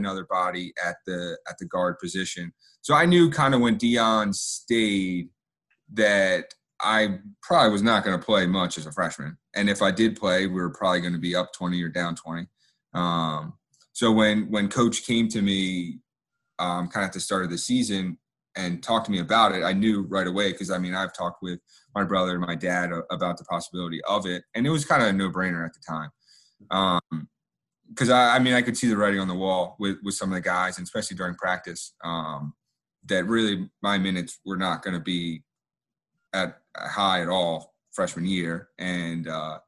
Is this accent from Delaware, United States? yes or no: yes; Delaware, United States; I grew up in Delaware